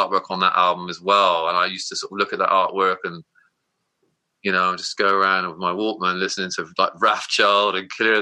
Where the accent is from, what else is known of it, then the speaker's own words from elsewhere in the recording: Somerset, South West England, United Kingdom; growing up in Somerset